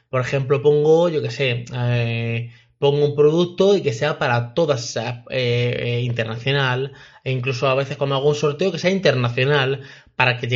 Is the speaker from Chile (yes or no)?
no; Mexico; porque nunca tiene nada para, para mi país, porque yo soy de México y esta chica lo hace todo en Colombia